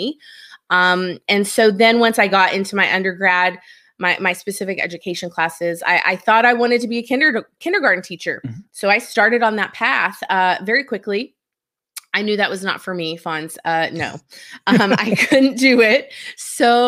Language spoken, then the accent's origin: English; Seminole, Texas, United States; So I grew up in Seminole, Texas. It is a town way out in West Texas on the New Mexico border.